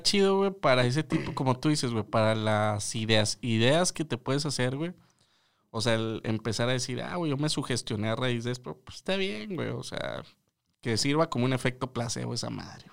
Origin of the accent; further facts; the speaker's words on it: northern Mexico, Mexico; Como buen norteño